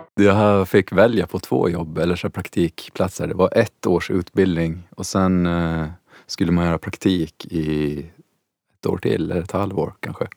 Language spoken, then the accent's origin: Swedish; Åland Islands; moved away as an adult; also born or lived in Stockholm; jag är ju uppväxt på Åland